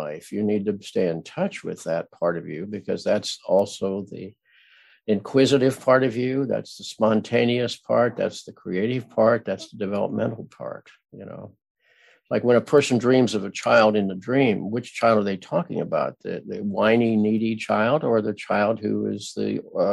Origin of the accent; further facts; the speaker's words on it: Midwest, United States; I grew up in the Midwest where everybody was nice